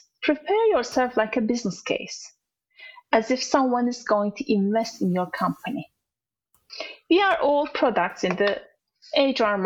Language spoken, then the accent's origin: English; Turkey; English is a second language; moved away as an adult; also born or lived in Dubai / Azerbaijan; now in United Kingdom; we moved from our home country from Turkey to other countries